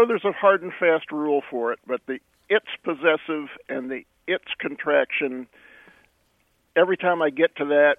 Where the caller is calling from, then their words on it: Grand Prairie, Texas, United States; I'm calling from Grand Prairie, Texas.